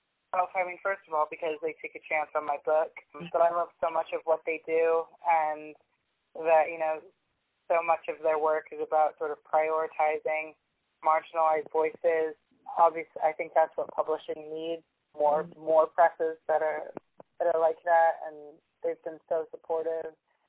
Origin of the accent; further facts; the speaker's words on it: United States; now in England, United Kingdom; I'm originally from the United States. I kind of moved around a lot, but I'm currently living in England.